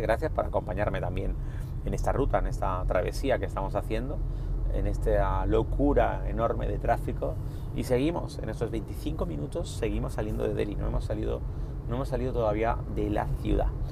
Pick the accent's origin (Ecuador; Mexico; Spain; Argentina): Spain; Nosotros somos españoles